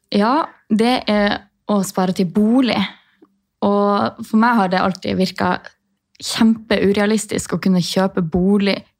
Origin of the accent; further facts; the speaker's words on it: Tromsø, Troms, Norway; moved away as an adult; also born or lived in Sortland, Nordland; Jeg har akkurat flytta fra Sortland i Nordland, men jeg er fra Tromsø